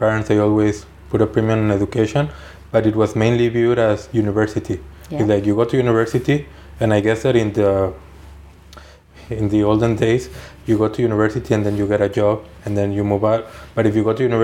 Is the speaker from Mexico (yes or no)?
yes; Mexico; moved away as an adult; now in Switzerland; I'm originally from Mexico